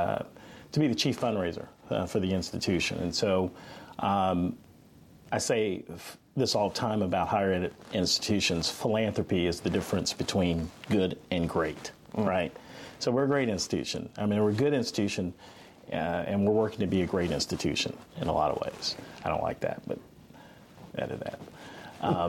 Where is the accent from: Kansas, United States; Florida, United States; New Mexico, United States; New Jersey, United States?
Florida, United States; moved away as an adult; now in Augusta, United States; I'm from Florida